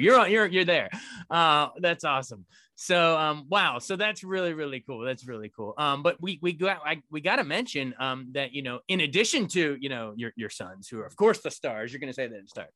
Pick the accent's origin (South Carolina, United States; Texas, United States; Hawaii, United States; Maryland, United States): Maryland, United States; Frederick; my hometown of Frederick, Maryland